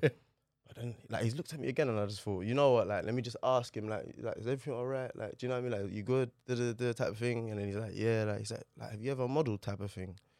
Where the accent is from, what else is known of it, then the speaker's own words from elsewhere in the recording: London, United Kingdom; also born or lived in Manor Park, Newham / Stepney, Tower Hamlets; Grew up in Poplar, literally, till, like, maybe, like, oh seven, oh eight.